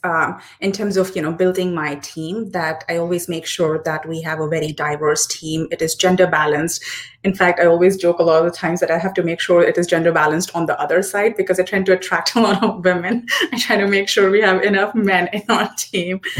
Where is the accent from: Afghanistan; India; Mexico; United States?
India; Hyderabad, Telangana; first language Hindi; English is a second language; moved away; born and raised in Hyderabad, but roots are somewhere in uh, Punjab prior to partition uh, in Pakistan